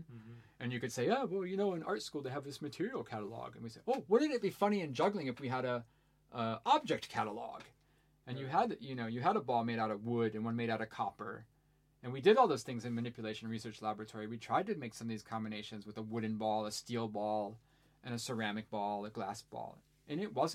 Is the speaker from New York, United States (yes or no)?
no; Ohio, United States; as I was a teenager growing up in Ohio